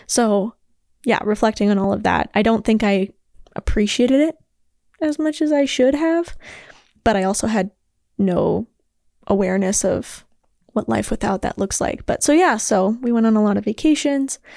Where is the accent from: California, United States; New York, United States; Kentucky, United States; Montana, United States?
Montana, United States; Billings; I was born and raised in Billings, Montana